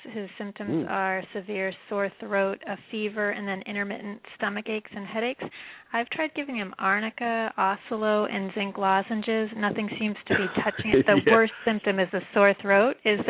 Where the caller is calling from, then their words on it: Massachusetts, United States; calling from Massachusetts.